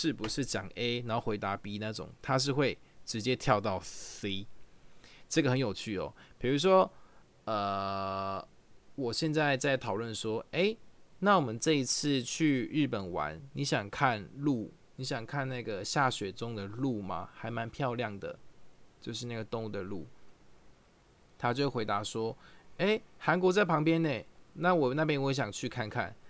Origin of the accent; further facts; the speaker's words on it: Taichung, Taiwan; 对方问你说你是哪里人？我说我是台中人，他就说真的假的？我也是台中人呢。你住哪一条路啊？我就会说，哎，我住呃逢甲的河南路。